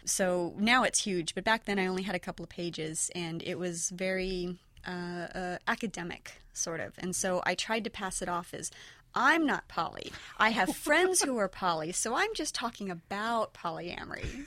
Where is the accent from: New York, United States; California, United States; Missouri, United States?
California, United States; near San Francisco; I grew up near San Francisco